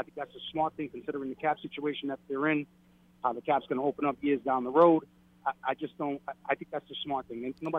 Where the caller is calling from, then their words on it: Brooklyn, New York, United States; … from Brooklyn.